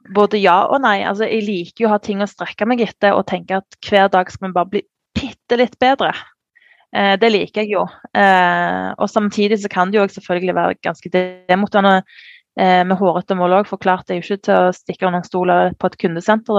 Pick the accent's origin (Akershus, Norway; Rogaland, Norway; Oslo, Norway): Rogaland, Norway; Sandnes; jeg kommer jo fra Sandnes, som er en liten sted utenfor Stavanger